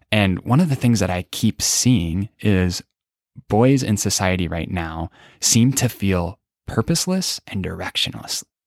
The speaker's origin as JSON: {"language": "English", "town": "Des Moines", "region": "Iowa", "country": "United States", "tie": "born or raised there", "said": "I grew up in the great state of Iowa."}